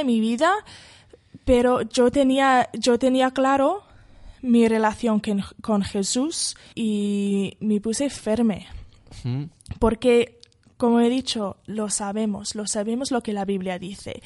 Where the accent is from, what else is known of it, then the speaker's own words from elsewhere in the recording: Wales, United Kingdom; Spanish is a second language; moved away as an adult; now in Madrid, Spain; la iglesia Moraya está muy cerca a mi pueblo. Yo fui a estudiar bachillerato en un colegio que está al lado de, esta iglesia